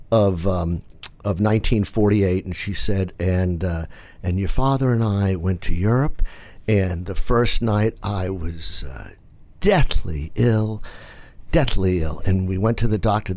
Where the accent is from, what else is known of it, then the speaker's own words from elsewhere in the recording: Massachusetts, United States; growing up in Massachusetts, we were all about service